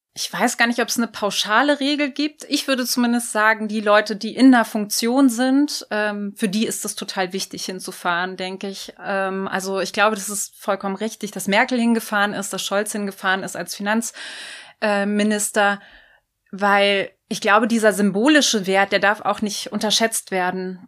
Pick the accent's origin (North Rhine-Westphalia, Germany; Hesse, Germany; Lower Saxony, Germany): North Rhine-Westphalia, Germany; ich komme selber auch aus Nordrhein-Westfalen